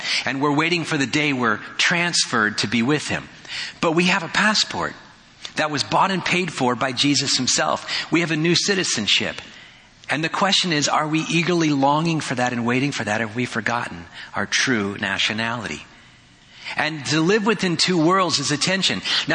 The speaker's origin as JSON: {"language": "English", "region": "California", "country": "United States", "tie": "born or raised there", "also_born_or_lived": "Frankfort, Indiana", "moved": "as an adult", "lives_now": "Oregon, United States", "said": "Grew up in a Western culture and California"}